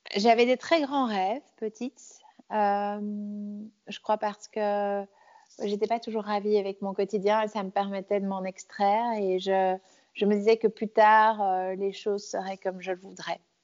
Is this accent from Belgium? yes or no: yes; Belgium; also born or lived in Brussels; je suis née donc euh, euh, à Bruxelles, mais j'ai grandi euh, à la campagne